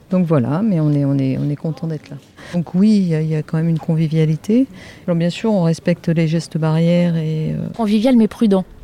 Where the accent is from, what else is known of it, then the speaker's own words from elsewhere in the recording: France; Alors parfois, on a quand même le soleil dans les ordinateurs, parce qu'on est français, on aime bien râler.